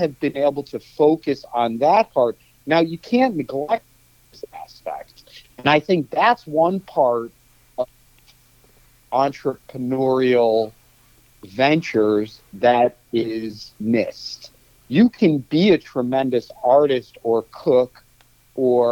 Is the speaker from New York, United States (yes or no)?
no; Cleveland, Ohio, United States; moved away as an adult; also born or lived in Kansas; now in San Francisco, United States; I was born in 1974 in Cleveland, and in 1992, I went to the University of Kansas for college